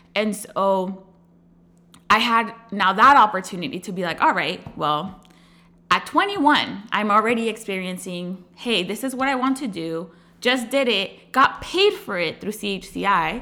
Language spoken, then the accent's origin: English; Chula Vista, California, United States; also born or lived in Riverside, California / Washington, D.C.; I am originally born and raised, uh, in San Diego, California. I grew up in Chula Vista